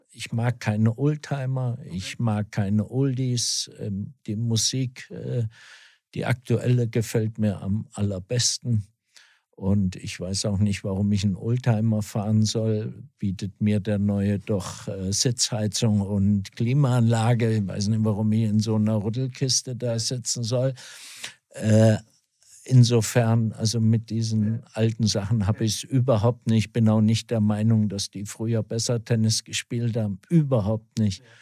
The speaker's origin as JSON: {"language": "German", "town": "Wetzlar", "region": "Hesse", "country": "Germany", "tie": "born or raised there", "also_born_or_lived": "Switzerland / Herborn", "moved": "yes", "said": "bin gebürtiger Wetzlarer, also mitten aus Hessen und bin da aufgewachsen, bin viele Jahre im Internat gewesen in der Schweiz"}